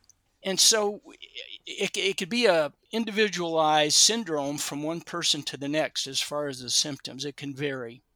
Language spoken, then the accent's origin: English; Kentucky, United States; now in California, United States; I grew up in Kentucky and didn't come to California until about 1972